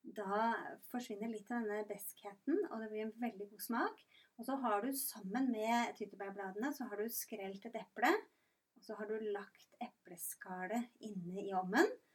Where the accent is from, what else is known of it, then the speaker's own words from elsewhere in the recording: Rygge, Østfold, Norway; now in Randaberg, Norway; Jeg er fra Rygge i Østfold